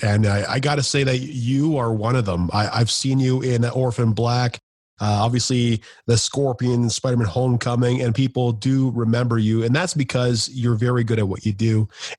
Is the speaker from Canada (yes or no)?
yes; Canada; especially being Canadian.